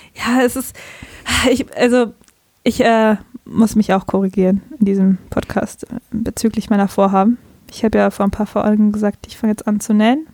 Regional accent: Bavaria, Germany; accent: Bavarian; moved away; ich komme aus Bayern

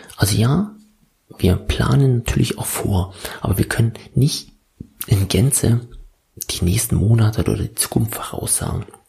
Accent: Senftenberg, Brandenburg, Germany; moved away as an adult; now in Berlin, Germany; ursprünglich komme ich aus Senftenberg, das liegt im Süden Brandenburg

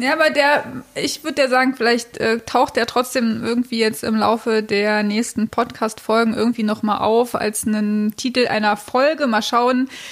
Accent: Cottbus, Brandenburg, Germany; also born or lived in East Berlin; ich bin dann aber in Cottbus, genau, in Südbrandenburg groß geworden

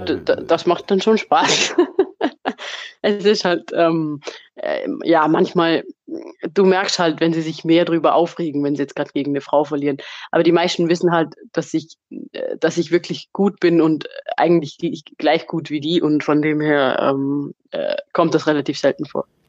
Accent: Vorarlberg, Austria; wir kommen ja aus Vorarlberg

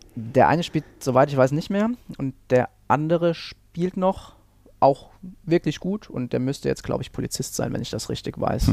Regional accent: Saarland, Germany; moved away; ich komme ursprünglich aus dem Saarland, dort habe ich dann auch angefangen

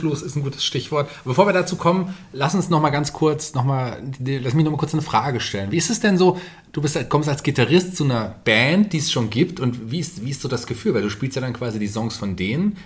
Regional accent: Fulda, Hesse, Germany; Ich komme ja hier auch aus der, aus der Gegend, bin ja auch gebürtiger Fulderer

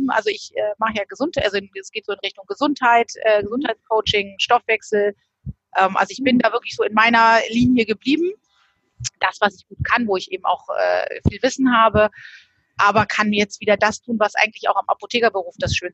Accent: Northern Germany, Germany; Ja, ich komme äh, oben aus Norddeutschland, ähm, bin hier relativ nah sogar oben an der Nordseeküste.

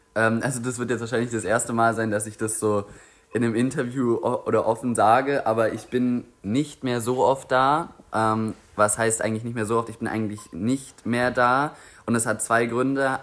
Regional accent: Grünheide, Brandenburg, Germany; ich jetzt auch zum ersten Mal als Jugendlicher so das Gefühl bekomme, oh shit, Grünheide ist eigentlich meine Heimat

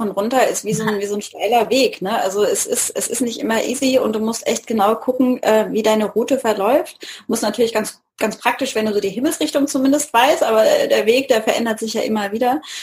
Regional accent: Mannheim, Baden-Württemberg, Germany; Hier in der Gegend von Mannheim

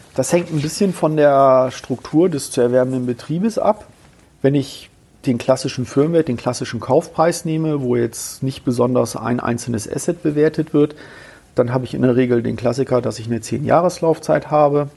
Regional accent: Bremen, Germany; now in Kassel, Germany; ich komme ja ursprünglich aus Bremen

